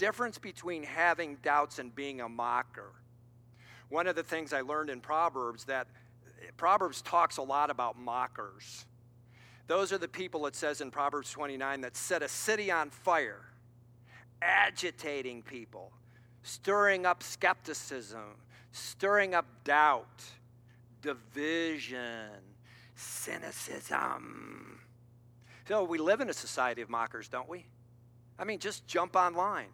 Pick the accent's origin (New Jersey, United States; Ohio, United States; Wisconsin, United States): Ohio, United States; Cleveland; moved away; I was in my hometown, Cleveland.